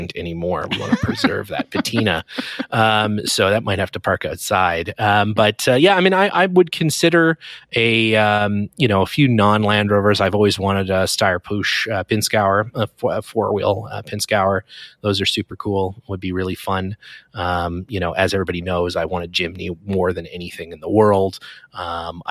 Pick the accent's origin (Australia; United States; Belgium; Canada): Canada; I'm obviously Canadian